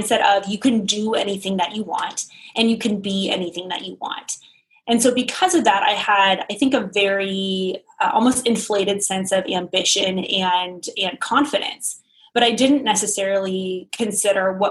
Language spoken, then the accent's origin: English; Sacramento, California, United States; I was raised in Northern California in the Sacramento area